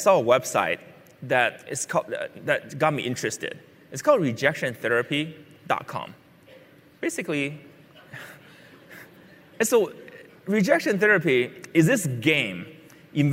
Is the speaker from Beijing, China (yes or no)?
yes; Beijing, China; When I was a six-year-old, I grew up in Beijing, China